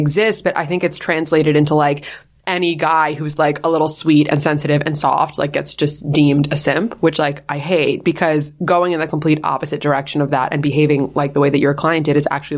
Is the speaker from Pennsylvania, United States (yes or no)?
no; New York, United States; We're from New York.